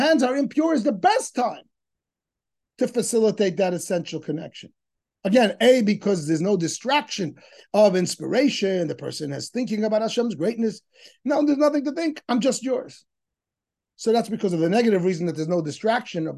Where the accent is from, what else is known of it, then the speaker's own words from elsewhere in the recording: New York City, New York, United States; when I was a kid growing up in Crown Heights